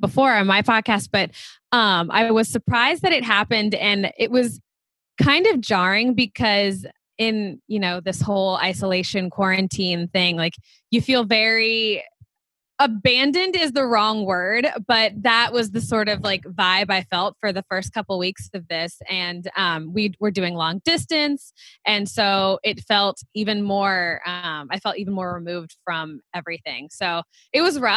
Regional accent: Cincinnati, Ohio, United States; moved away as an adult; now in New York, United States; I'm originally from Cincinnati, Ohio, but I've been in New York for almost 9 years at this point

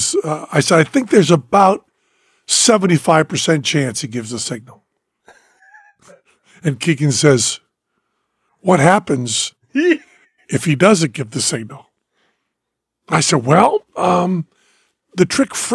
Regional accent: Massachusetts, United States; moved away; I'm from Massachusetts

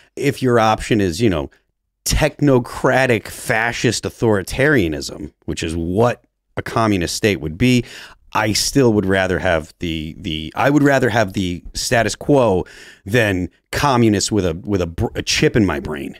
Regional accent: New Hampshire, United States; also born or lived in Massachusetts; I'm from New Hampshire

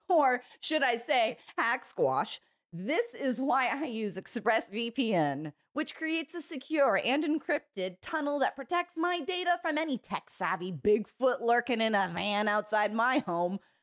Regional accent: California, United States; also born or lived in San Diego; I grew up in California

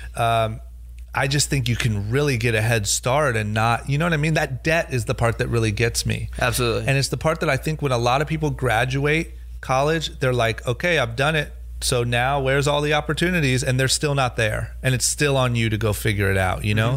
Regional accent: Coventry, Ohio, United States; now in Los Angeles, United States; growing up in Ohio, not going to college

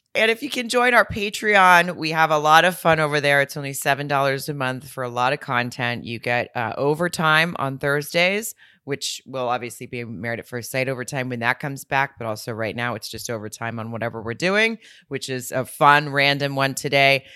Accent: Fayetteville, Arkansas, United States; right outside of my hometown in Fayetteville

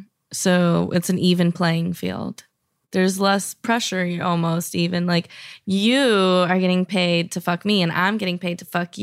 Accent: Miami, Florida, United States; I'm actually from Miami, so I'm from Plastic Surgery City.

